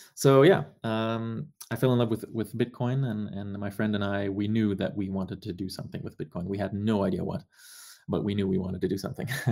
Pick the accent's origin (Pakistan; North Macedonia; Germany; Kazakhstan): Germany; moved away as an adult; also born or lived in Canada; I grew up in Germany